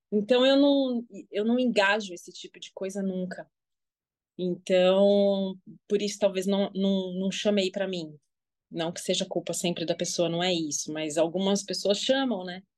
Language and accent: Portuguese; São Paulo, Brazil; eu sou de São Paulo, tenho 42 anos